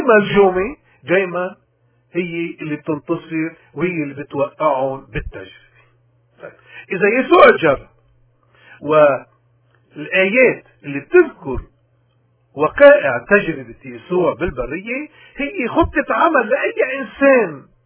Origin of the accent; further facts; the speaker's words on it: Lebanon; بلدنا لبنان